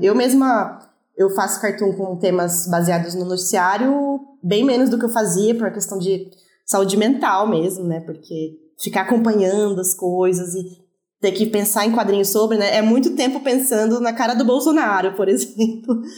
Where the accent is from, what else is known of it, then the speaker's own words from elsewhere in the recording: Brazil; sendo brasileira